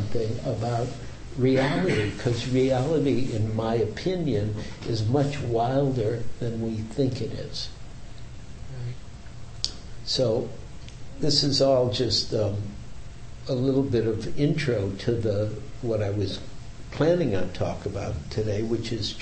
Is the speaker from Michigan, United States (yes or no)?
yes; Detroit, Michigan, United States; now in San Francisco, United States; I grew up in a whole other world than San Francisco. I grew up in Detroit